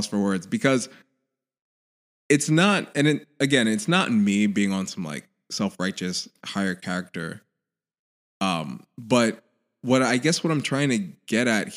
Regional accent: Haiti; my home country, Haiti

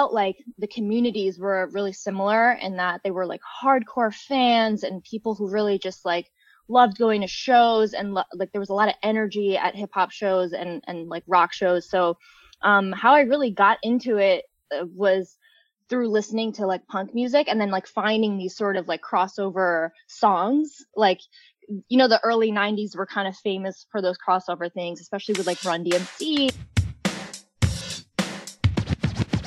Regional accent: Long Island, New York, United States; also born or lived in Lahore, Pakistan; I moved to the States when I was 5 years old and have lived here, you know, the rest of my life in New York. I grew up in Long Island

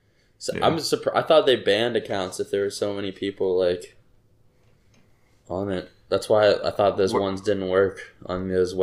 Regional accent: Cincinnati, Ohio, United States; We're from Adam and I went to high school in Cincy.

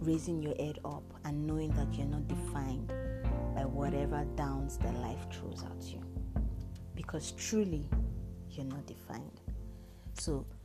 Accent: Nigeria; I am the only Nigerian in the fellowship program

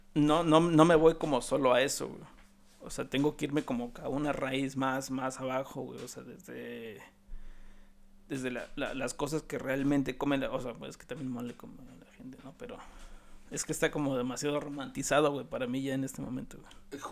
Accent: Mexico; nosotros como mexicanos

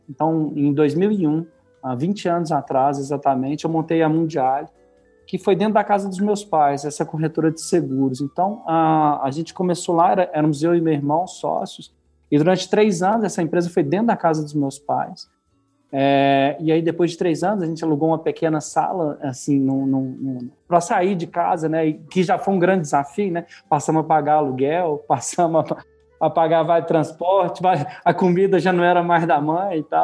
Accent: Minas Gerais, Brazil; Meu pai é professor da UFMG, eu, ah, ah, sou mineiro, né? Ah, então, eu estudei na, na escola de primeiro grau, numa escola de primeiro grau pública, que ficava ali dentro da FMG

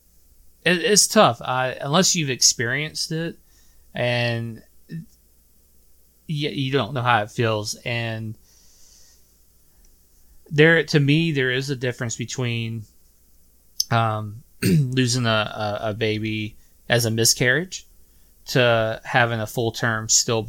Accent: Sylvania, Georgia, United States; moved away; my hometown of Sylvania, Georgia

